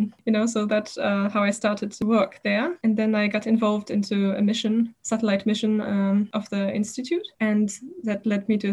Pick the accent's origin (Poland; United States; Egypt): Poland; Warsaw, Masovian Voivodeship; moved away as an adult; now in Berlin, Germany; I come from Warsaw, Poland, where I was born and studied